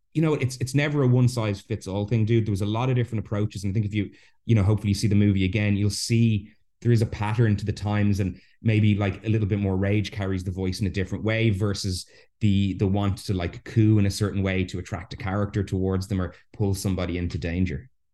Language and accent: English; Ireland; I'm Irish. I was raised a Catholic